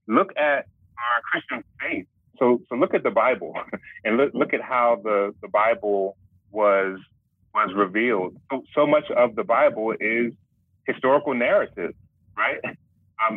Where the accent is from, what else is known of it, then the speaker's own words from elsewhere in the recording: Philadelphia, Pennsylvania, United States; born and raised in Philly